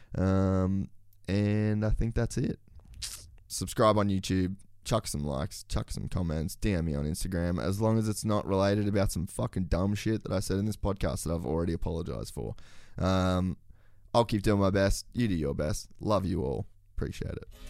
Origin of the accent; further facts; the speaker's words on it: Queensland, Australia; as a Queenslander